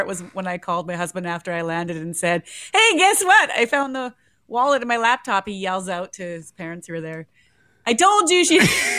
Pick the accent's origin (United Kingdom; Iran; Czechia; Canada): Canada; Winnipeg, Manitoba; I was cycling from Winnipeg to Atlanta, Georgia for Habitat for Humanity.